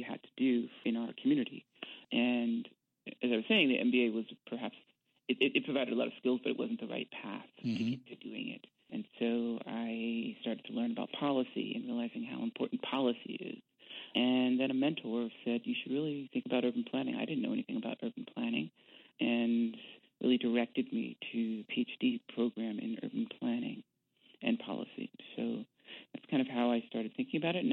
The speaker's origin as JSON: {"language": "English", "town": "New York City", "region": "New York", "country": "United States", "tie": "born or raised there", "also_born_or_lived": "New Rochelle, New York", "moved": "yes", "lives_now": "Chicago, United States", "said": "I grew up in New York, in Brooklyn and then New Rochelle, but always connected to Brooklyn"}